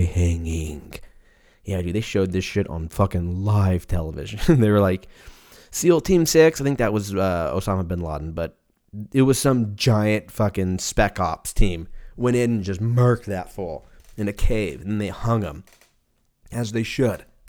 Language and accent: English; California, United States; moved away as an adult; also born or lived in Seattle; now in Texas, United States; I was born and raised in California